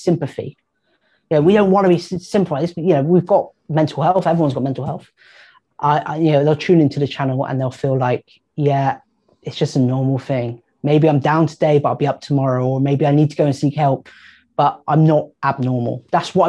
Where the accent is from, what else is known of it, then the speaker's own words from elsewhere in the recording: Bristol, South West England, United Kingdom; I'm from Bristol